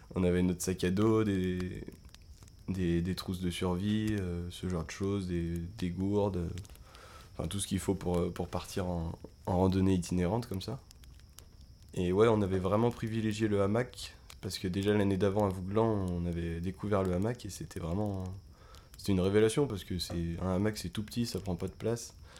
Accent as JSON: {"language": "French", "area": "Beaujolais", "region": "Auvergne-Rhône-Alpes", "country": "France", "said": "on vient du Beaujolais"}